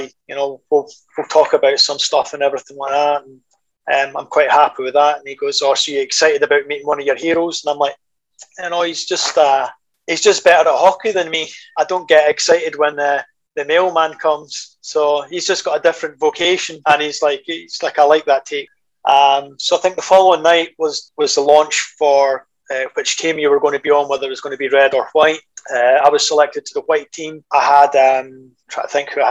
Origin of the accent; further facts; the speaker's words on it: Scotland, United Kingdom; I was from Scotland